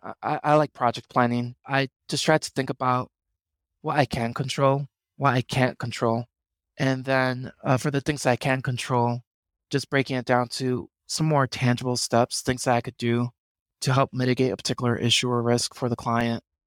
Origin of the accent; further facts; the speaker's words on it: New York City, New York, United States; moved away as an adult; also born or lived in Boston / Puerto Rico (ancestry); I'm originally from the Bronx in New York